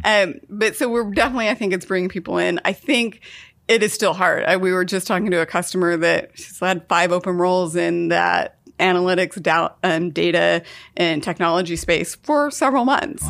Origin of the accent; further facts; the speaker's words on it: Idaho, United States; also born or lived in Seattle; now in Portland, United States; Born and raised in Idaho, lived in Seattle for ten